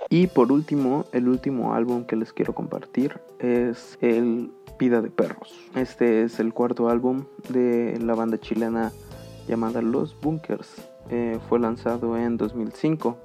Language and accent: Spanish; Mexico; mi propio país